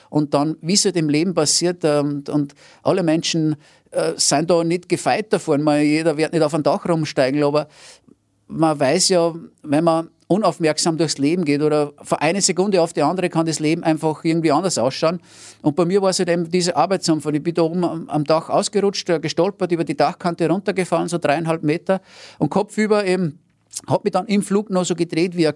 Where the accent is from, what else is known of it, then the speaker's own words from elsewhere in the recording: Rainbach im Innkreis, Upper Austria, Austria; weil ich bin ja aus dem Innviertel, aus Rheinbach bei Scherding und ganz nahe an der Grenze.